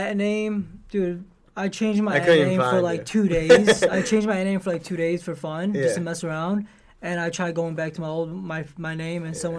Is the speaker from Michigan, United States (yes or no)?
yes; Detroit, Michigan, United States; they know I'm from Detroit